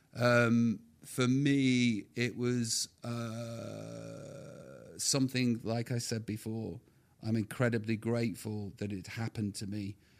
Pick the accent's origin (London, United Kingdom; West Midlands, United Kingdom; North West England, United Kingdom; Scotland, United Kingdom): West Midlands, United Kingdom; Stoke-on-Trent; I'm just knobhead from Stoke